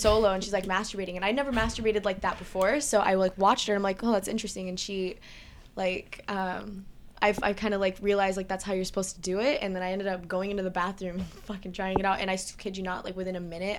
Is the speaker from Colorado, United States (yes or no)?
no; San Diego, California, United States; I am from San Diego, California.